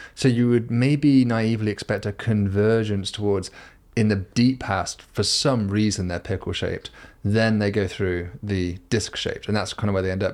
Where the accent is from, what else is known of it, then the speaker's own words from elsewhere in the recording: United Kingdom; I'm a Brit